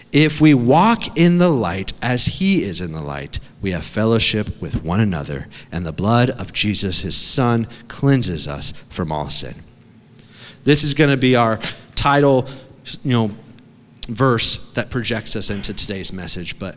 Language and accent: English; Connecticut, United States; also born or lived in Massachusetts / New York; Now, I grew up on the East Coast. It's cold water over there. I grew up in Connecticut, Massachusetts, New York.